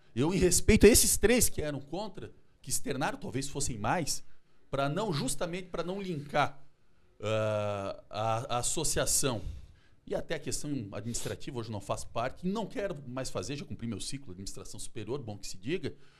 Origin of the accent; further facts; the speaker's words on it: Chapecó, Santa Catarina, Brazil; now in Florianópolis, Brazil; eu também sou natural lá de Chapecó, conheço bem